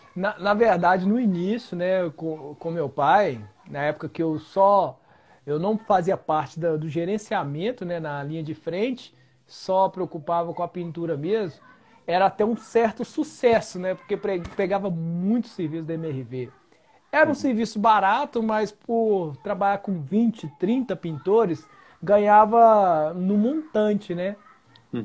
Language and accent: Portuguese; Belo Horizonte, Minas Gerais, Brazil; also born or lived in Ribeirão das Neves; Sou aqui de, de, da região de Belo Horizonte